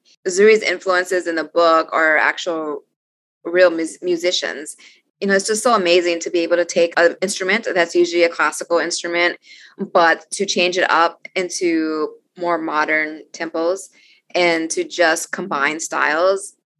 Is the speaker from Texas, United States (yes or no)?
yes; Austin, Texas, United States; I will say that I really enjoy my hometown bookstore in Austin, Texas, Book People.